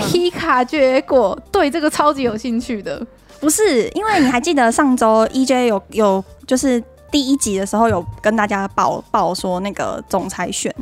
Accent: Taiwan

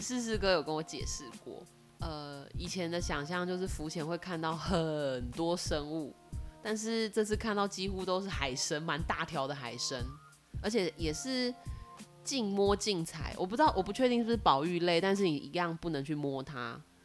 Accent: Taiwan; 我们台湾同胞

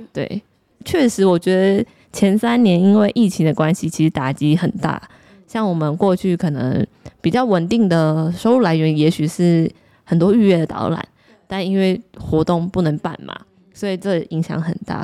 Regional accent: Taiwan; 我是土生土长的台湾人

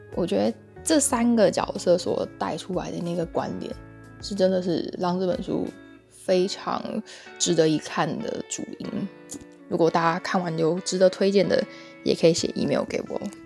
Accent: Taiwan; 我们就是出生在相对民主、安稳、富饶的地方

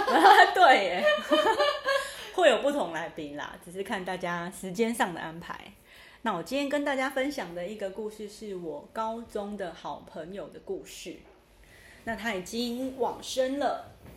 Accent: Taiwan; born or raised there; also born or lived in central Taiwan

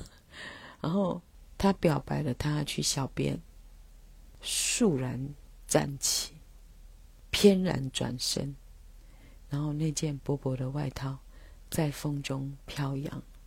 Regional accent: Taiwan; first language Taiwanese Hokkien; Chinese is a second language; 伫阮是母语是台语的人的心中

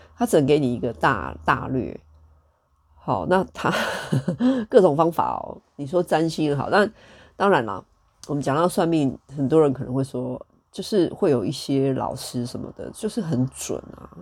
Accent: Taiwan; 身为台湾人

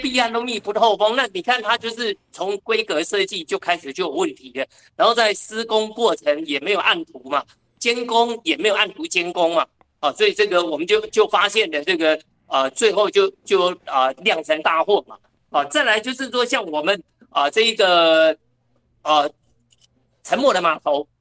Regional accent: Taoyuan, Taiwan; 我们桃园人

